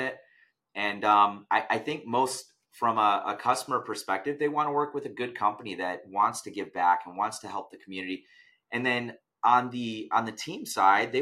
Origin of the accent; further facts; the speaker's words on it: United States; I was born in America